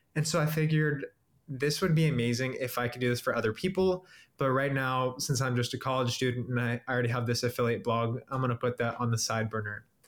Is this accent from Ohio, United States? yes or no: yes; Cincinnati, Ohio, United States; I'm from Cincinnati, Ohio.